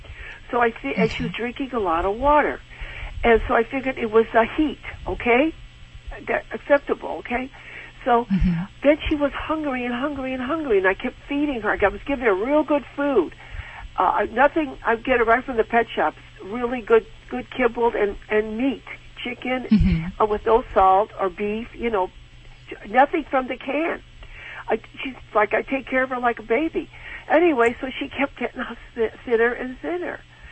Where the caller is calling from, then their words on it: Seal Beach, California, United States; I'm calling from Seal Beach, California.